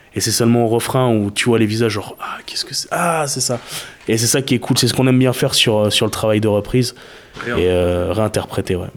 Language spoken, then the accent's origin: French; Bordeaux, Nouvelle-Aquitaine, France; also born or lived in Saint-Aubin; même si on est bordelais